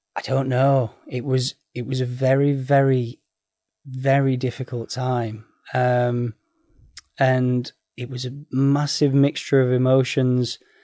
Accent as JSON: {"language": "English", "town": "Sheffield", "region": "Yorkshire and the Humber", "country": "United Kingdom", "said": "I'm from Sheffield"}